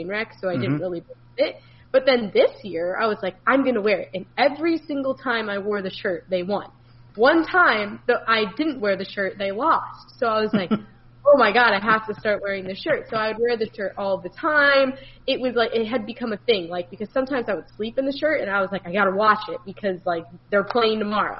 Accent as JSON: {"language": "English", "region": "Florida", "country": "United States", "said": "I'm from Florida"}